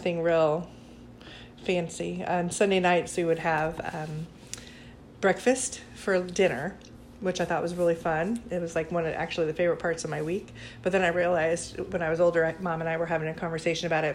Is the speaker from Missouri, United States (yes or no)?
yes; Blue Springs, Missouri, United States; also born or lived in Connecticut / Independence, Missouri; I was born in Connecticut, and then I lived there for 3 years, and then I moved to Independence, and I lived there for 5 years, and then I grew up in Blue Springs.